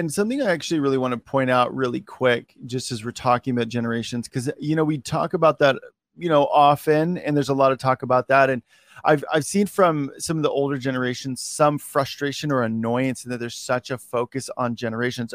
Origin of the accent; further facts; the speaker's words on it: Oregon, United States; I'm from Oregon.